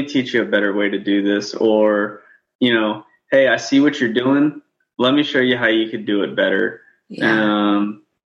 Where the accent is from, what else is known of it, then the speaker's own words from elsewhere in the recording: New Orleans, Louisiana, United States; moved away as an adult; now in Kuwait; I grew up in New Orleans, Louisiana